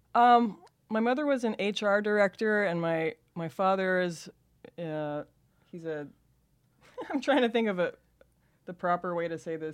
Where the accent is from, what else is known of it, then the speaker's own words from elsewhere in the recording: Los Angeles, California, United States; accent: Californian valley girl; I grew up in Van Nuys